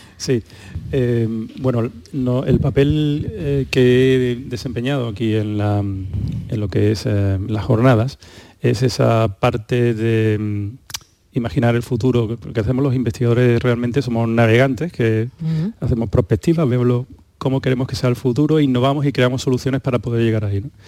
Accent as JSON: {"language": "Spanish", "town": "Málaga", "region": "Andalusia", "country": "Spain", "moved": "yes", "lives_now": "Seville, Spain", "said": "yo, que vivo en Sevilla, aunque soy de Málaga"}